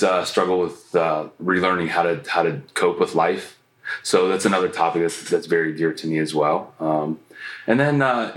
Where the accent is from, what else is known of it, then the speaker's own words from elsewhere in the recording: Canton, Ohio, United States; growing up in Canton, Ohio